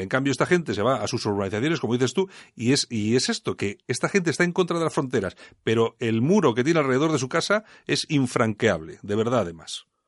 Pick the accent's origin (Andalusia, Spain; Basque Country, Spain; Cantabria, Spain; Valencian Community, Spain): Basque Country, Spain; Bilbao; en Bilbao somos así